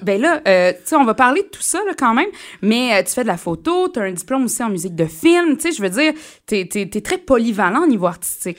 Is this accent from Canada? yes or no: yes; Mauricie, Quebec, Canada; chez nous en Mauricie